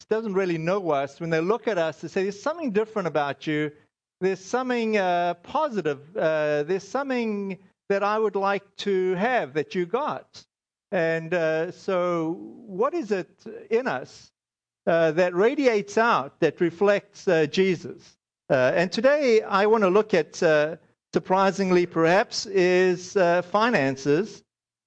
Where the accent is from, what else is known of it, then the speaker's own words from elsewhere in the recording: South Africa; moved away; I'm South African.